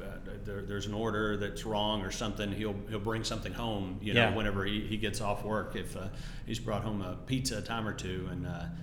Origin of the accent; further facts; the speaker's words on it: Texas, United States; moved away as an adult; now in Nashville, United States; growing up in Texas